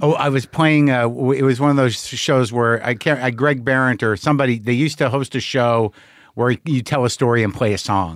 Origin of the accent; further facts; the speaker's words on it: United States; being an American